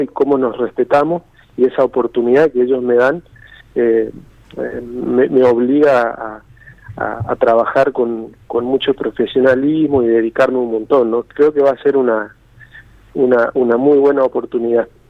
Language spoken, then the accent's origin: Spanish; Corrientes, Argentina; yo soy correntino